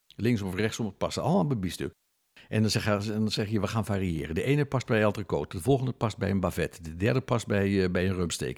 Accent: Netherlands; we zijn Nederlanders.

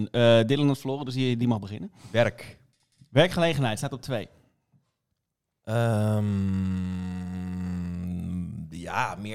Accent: Rotterdam, South Holland, Netherlands; Komen we uit Rotterdam.

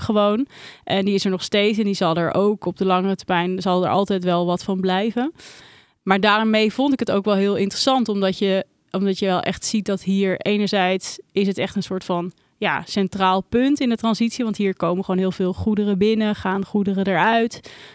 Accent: Randstad, Netherlands; in de Randstad, eh, de omgeving waar ik ben opgegroeid en altijd heb gewoond.

